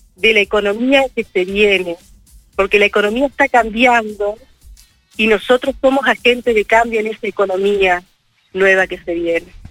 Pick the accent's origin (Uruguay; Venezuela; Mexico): Uruguay; Como muchos uruguayos y uruguayas